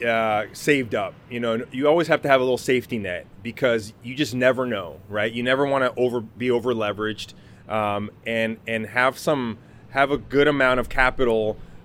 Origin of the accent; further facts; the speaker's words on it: Tacoma, Washington, United States; St. Joseph Hospital, the hospital that I was born at in Tacoma